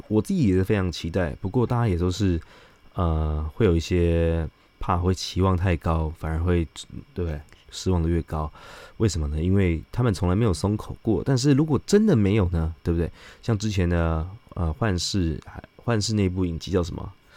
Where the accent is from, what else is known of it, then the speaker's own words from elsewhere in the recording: Taiwan; 自己台湾人哦，不一定会选择高端